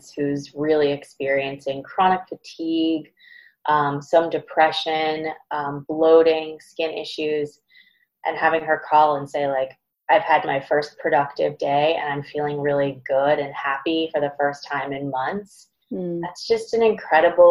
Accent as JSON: {"language": "English", "town": "Boston", "region": "Massachusetts", "country": "United States", "said": "I'm from Boston"}